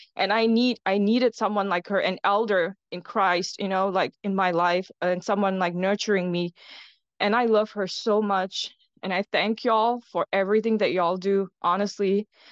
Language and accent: English; Singapore; I'm from Singapore.